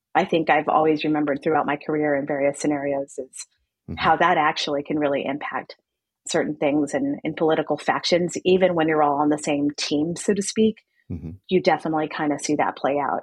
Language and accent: English; El Paso, Texas, United States; moved away as an adult; also born or lived in Philadelphia / Washington / Baghdad; I grew up in El Paso, Texas, and I spent most of my life there until I ventured off to college on the East Coast